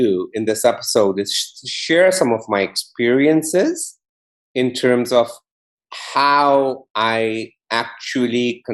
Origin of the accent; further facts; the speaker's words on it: Kigoma, Tanzania; I was brought up in Tanzania. I was born in Kigoma, which is a small town on Lake Tanganyika.